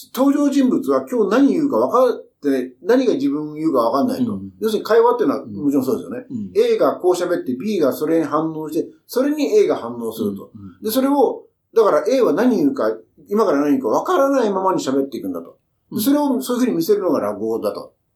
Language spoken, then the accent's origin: Japanese; Kyushu, Japan; moved away; 僕はあの、もともと九州の出身だから